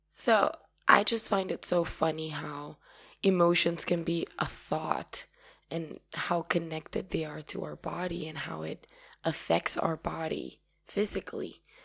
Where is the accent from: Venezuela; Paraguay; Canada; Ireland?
Paraguay; I'm from Paraguay